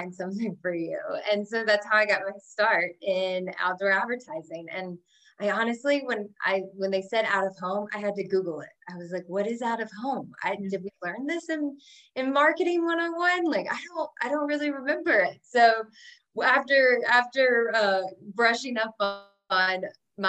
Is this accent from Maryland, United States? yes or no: no; Alabama, United States; moved away as an adult; also born or lived in New York City; growing up in Alabama